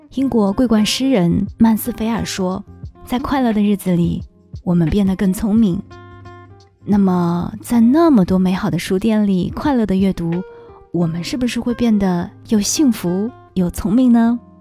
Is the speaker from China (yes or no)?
yes; Shanghai, China; 作为一个土生土长的上海人